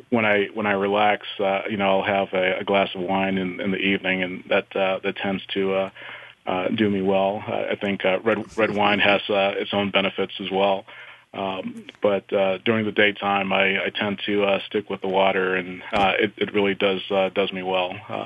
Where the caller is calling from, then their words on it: Colorado Springs, Colorado, United States; Well, Bonnie, I'm actually calling from Colorado Springs, Colorado.